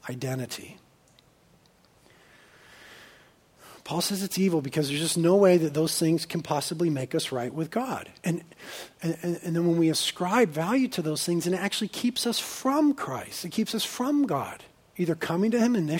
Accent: Carpinteria, California, United States; I grew up in Carpinteria

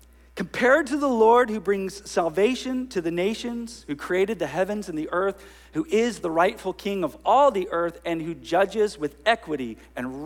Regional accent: Northern California, United States; now in Ventura, United States; I grew up in Northern California where, forgive me, children, everything was hella this and hella

